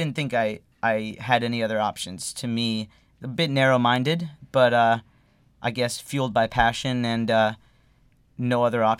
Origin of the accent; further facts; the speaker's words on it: Davie, Florida, United States; moved away as an adult; also born or lived in Fort Lauderdale, Florida; now in Los Angeles, United States; I'm from Fort Lauderdale originally, like West Broward. I went to high school in Davie at Western High School, home of the Wildcats.